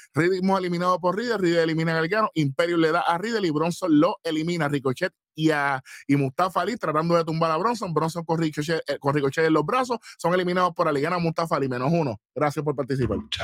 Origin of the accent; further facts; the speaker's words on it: Puerto Rico; lo apreciamos como país y lo apreciamos como puertorriqueño